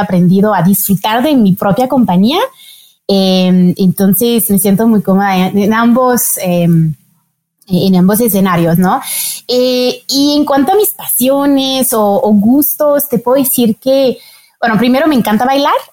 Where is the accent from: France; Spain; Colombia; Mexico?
France; Spanish is a second language; Soy francesa, como dijiste, pero yo nací en un contexto muy internacional.